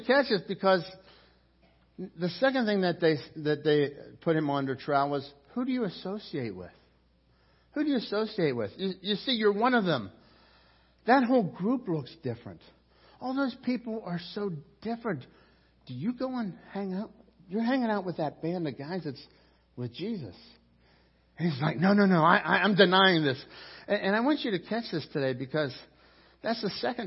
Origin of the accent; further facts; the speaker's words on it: Pittsburgh, Pennsylvania, United States; coming from Pittsburgh